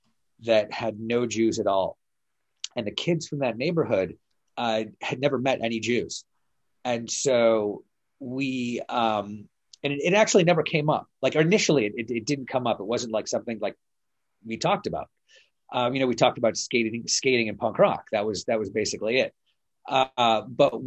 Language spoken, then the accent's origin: English; Detroit, Michigan, United States; growing up in Detroit